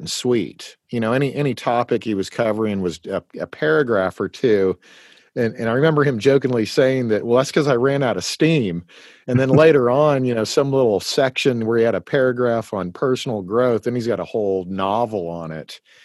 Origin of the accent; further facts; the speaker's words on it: Eastern Washington, United States; I was born in in Washington State and lived in Eastern Washington